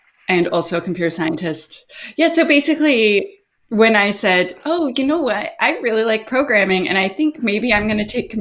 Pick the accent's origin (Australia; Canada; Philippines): Canada; Ottawa, Ontario; moved away as an adult; also born or lived in Kitchener-Waterloo, Ontario; now in Vancouver Island, Canada; I'm from Kitchener, Waterloo, and then when I was fairly young, I moved up to Ottawa with my mom. And then I lived there around 20 years